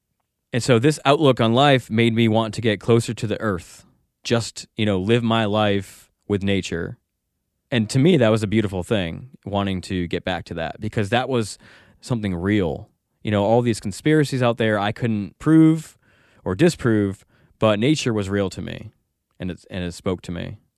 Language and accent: English; Norwich, Connecticut, United States; born there; Well, I was born in Norwich, Connecticut, and I was brought up Catholic.